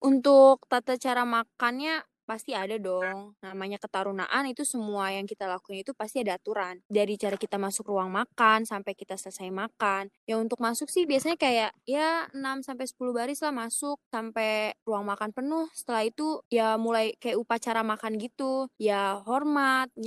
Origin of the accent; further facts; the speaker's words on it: Serang, Banten, Indonesia; dari Prodi Teknik Bangunan Landasan Angkatan ke-11, asalnya asal Serang, lahirnya di Jawa.